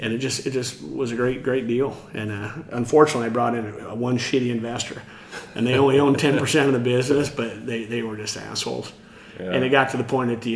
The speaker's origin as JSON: {"language": "English", "region": "Iowa", "country": "United States", "tie": "born or raised there", "also_born_or_lived": "Houston, Texas", "moved": "as an adult", "lives_now": "Austin, United States", "said": "I grew up in Iowa."}